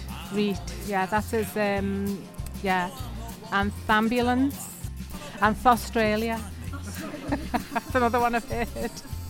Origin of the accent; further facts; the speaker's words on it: Liverpool, North West England, United Kingdom; moved away as an adult; now in Wigan, United Kingdom; Well, I was born in 1949 in Liverpool, but I've lived in Wigan since 1971. So I consider myself a Wiganer.